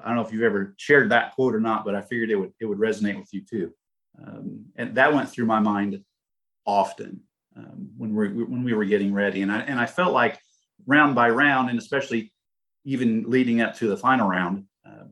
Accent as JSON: {"language": "English", "town": "Indianapolis", "region": "Indiana", "country": "United States", "said": "we're from Indy"}